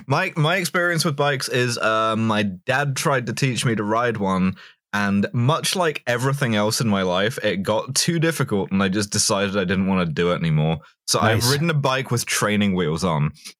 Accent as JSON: {"language": "English", "region": "Scotland", "country": "United Kingdom", "said": "Personally, as a Scot, I love to go to Big Tesco."}